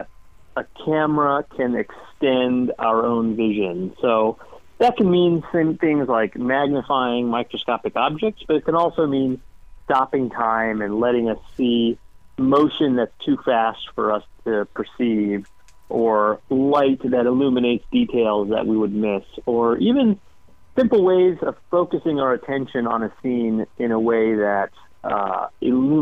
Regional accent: Atlanta, Georgia, United States; I grew up in Atlanta, Georgia, kind of hiking around the woods with my older brother and sister

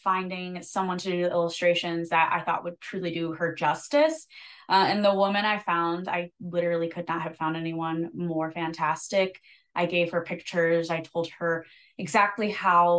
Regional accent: South Haven, Michigan, United States; also born or lived in Nashville; So I moved back home and I actually, our vice president, he owns a bar up here in South Haven, Michigan, right by the lake. It's beautiful. And I played there all the time in high school and then college.

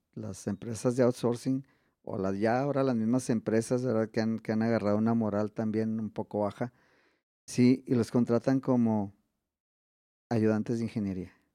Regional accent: Mexico; also born or lived in Ciudad Juárez; somos mexicanos

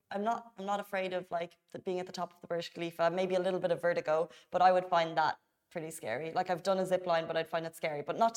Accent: Dubai, United Arab Emirates; Dubai. City.

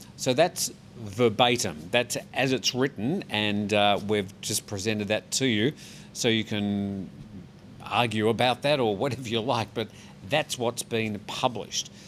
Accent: Australia; now in Thailand; an Australian man

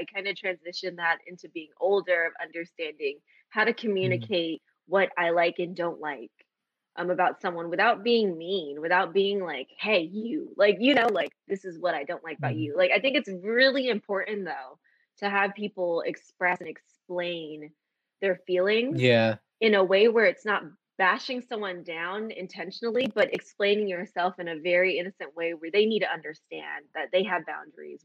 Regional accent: United States; being Asian American, but also growing up in American society where my household wasn't the same

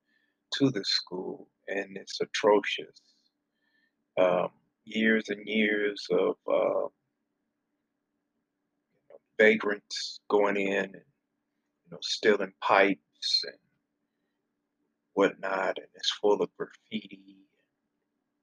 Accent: Flint, Michigan, United States; I am originally from Flint, Michigan.

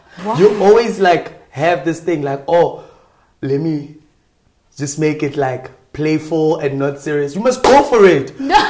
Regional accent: Gauteng, South Africa; also born or lived in Randfontein / Rustenburg / Mabopane / Pretoria; I grew up in Bloem, Gauteng province, Randfontein specifically, the northwest, Rustenburg, and Mabopane, Pretoria, Tshwane, right?

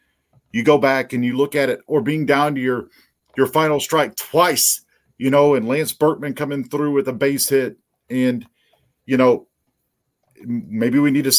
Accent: St. Louis, Missouri, United States; moved away; I grew up in St. Louis. I lived there for 13 years. My heart still belongs to St. Louis.

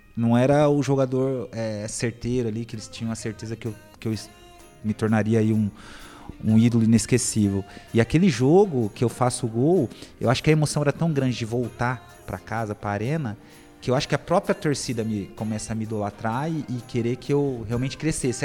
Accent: Ribeirão Preto, São Paulo, Brazil; moved away; lá na minha cidade, em Ribeirão

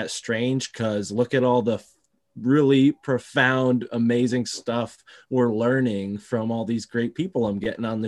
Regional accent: Connecticut, United States; I am born in Connecticut

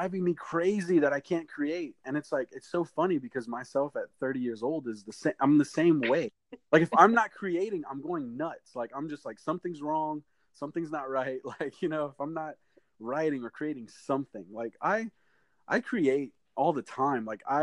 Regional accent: Houma, Louisiana, United States; I'm from Houma, Louisiana

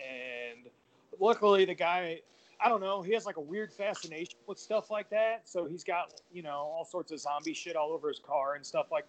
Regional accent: St. Louis, Missouri, United States; So, I'm from St. Louis, and it's really hard to get into wrestling here.

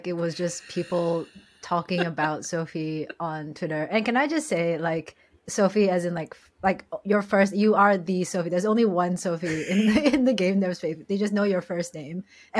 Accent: Malaysia; I'm Malaysian, dude.

